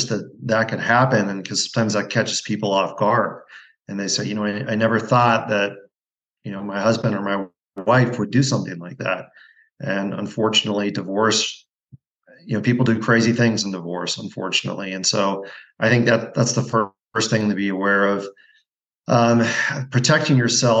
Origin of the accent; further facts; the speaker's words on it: Pacific Northwest, United States; moved away as an adult; also born or lived in Montana / Pennsylvania / New Jersey / Spokane, Washington; now in Bend, United States; I grew up in the Pacific Northwest, went to undergrad at Gonzaga